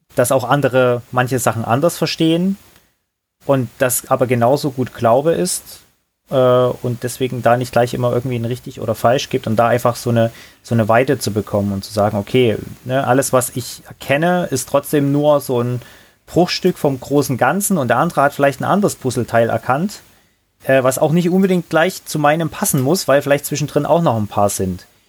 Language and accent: German; Johanngeorgenstadt, Saxony, Germany; moved away as an adult; ich bin da in, in einer kleinen Stadt, Johann Georgenstadt nennt die sich. Heimat des Schwibbogens, ganz wichtig. Also mhm. eine coole Sache. Ähm, mhm. Im wunderschönen Erzgebirge, also ist ja Sachsen, groß geworden